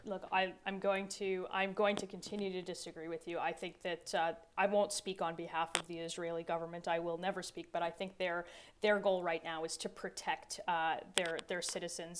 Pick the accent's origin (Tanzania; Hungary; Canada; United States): Canada; Toronto, Ontario; my hometown of Toronto